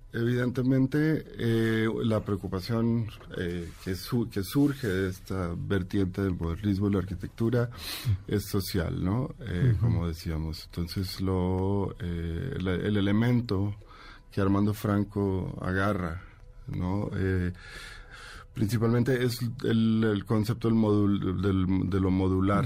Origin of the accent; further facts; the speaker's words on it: Colombia; now in Mexico City, Mexico; Yo sí crecí crecí en Colombia, muy rodeado del mundo de la salsa